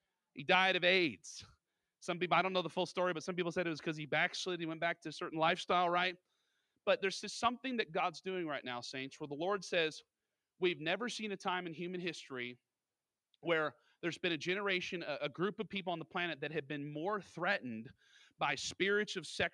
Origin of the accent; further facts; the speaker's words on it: Alaska, United States; I was born and raised in Alaska